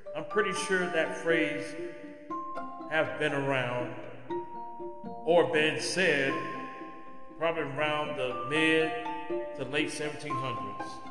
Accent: California, United States; moved away as an adult; my home state of California.

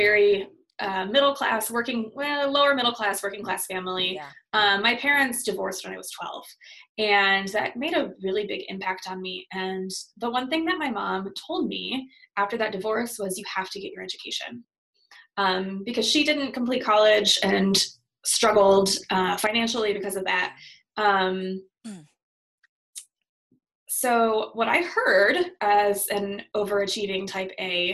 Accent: South Bend, Indiana, United States; I grew up in South Bend, Indiana

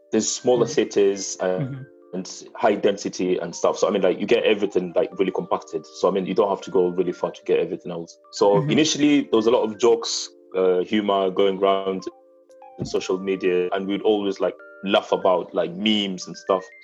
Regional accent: Kenya; English is a second language; now in Italy; as a Kenyan abroad, uh, I have to apply for passports

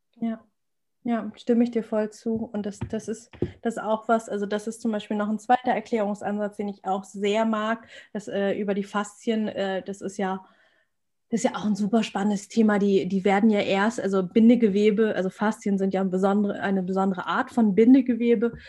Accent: Germany; ich bin Deutsche, ich bin hier geboren, ich bin hier sozialisiert

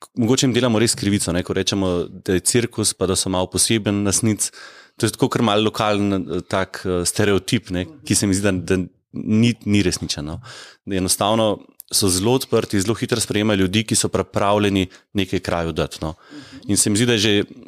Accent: Ljubljana, Slovenia; moved away as an adult; also born or lived in Senica, Medvode; now in Medvode, Slovenia; jaz sicer res prihajam iz Ljubljane

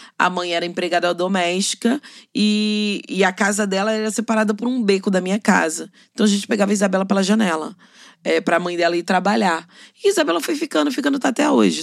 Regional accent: Rio de Janeiro, Brazil; Eu sou cria da Maré

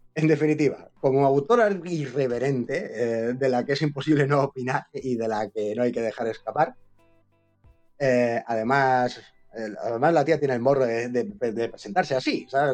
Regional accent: Córdoba, Andalusia, Spain; yo como andaluz me llevo algún zasca en esta novela y ya como cordobés

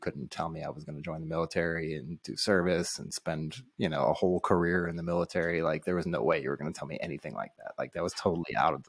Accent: St. Louis, Midwest, United States; also born or lived in Illinois / Missouri; I grew up in Illinois and Missouri around St. Louis.

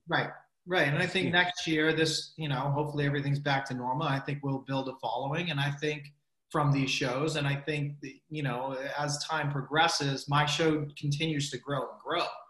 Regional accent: Medford, Massachusetts, United States; I'm from Medford

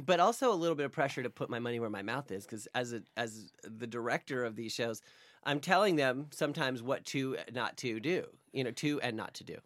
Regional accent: near the Poconos, Pennsylvania, United States; now in New York, United States; in the Poconos

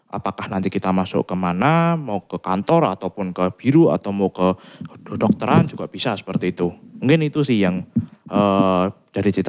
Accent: Semarang, Central Java, Indonesia; Oh karena aku juga orang Semarang, dan kebetulan Unika adalah salah satu kampus yang bagus dan memang favorit di Semarang

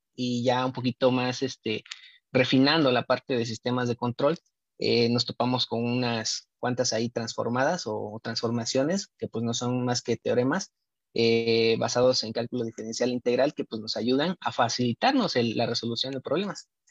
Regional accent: Oaxaca, Mexico; no la tenemos aquí en, este, Oaxaca, en el estado de Oaxaca. Eh, yo soy egresado del Instituto Politécnico Nacional, tuve que irme afuera a estudiar esta carrera

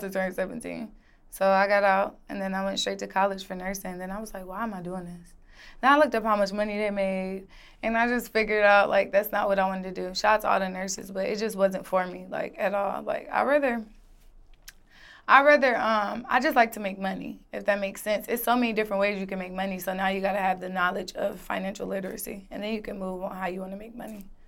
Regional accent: Atlanta, Georgia, United States; also born or lived in Decatur, Illinois / Miami, Florida; I was raised in Atlanta, Georgia.

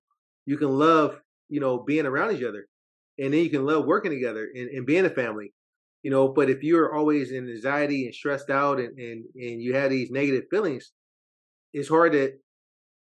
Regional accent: Oakland, California, United States; I'm Oakland, California, born and raised.

